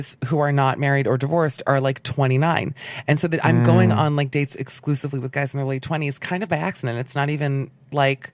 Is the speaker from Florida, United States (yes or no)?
yes; Miami, Florida, United States; I grew up in Miami